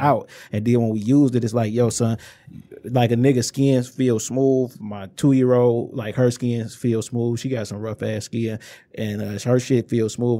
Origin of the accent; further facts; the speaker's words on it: Inkster, Michigan, United States; I'm from Inkster, Michigan